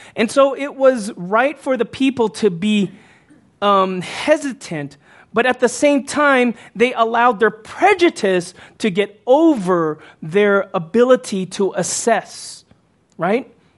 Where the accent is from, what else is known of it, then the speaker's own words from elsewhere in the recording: Houston, Texas, United States; moved away as an adult; when I was growing up as a teen and into my early 20s until I moved away from Houston